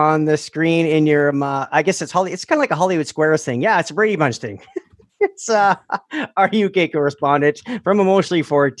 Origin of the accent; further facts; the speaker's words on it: Canada; we are Canadian